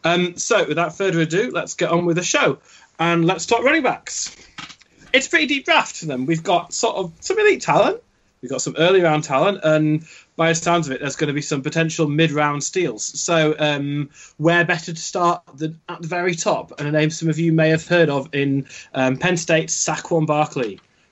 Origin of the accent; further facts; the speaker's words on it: Yorkshire and the Humber, United Kingdom; I am originally a Yorkshireman